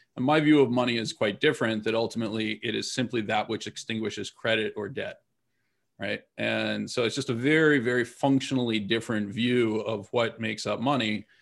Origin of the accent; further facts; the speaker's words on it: United States; I am an American citizen